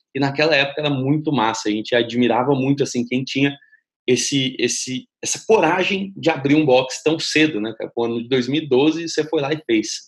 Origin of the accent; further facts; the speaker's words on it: São Carlos, São Paulo, Brazil; muito perto da cidade onde eu nasci, da cidade de São Carlos